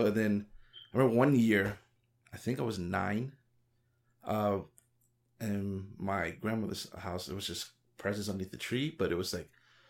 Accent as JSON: {"language": "English", "town": "New York City", "region": "New York", "country": "United States", "tie": "born or raised there", "said": "I am from the East Coast"}